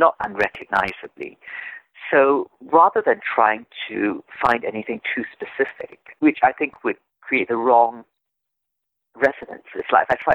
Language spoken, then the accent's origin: English; Singapore; I am Singaporean. I grew up in Singapore, which is a multilingual country. So I've always been bilingual.